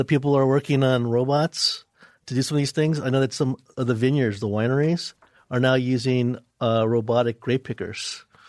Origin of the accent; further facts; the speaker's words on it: New York, United States; moved away; Where I'm originally from, New York.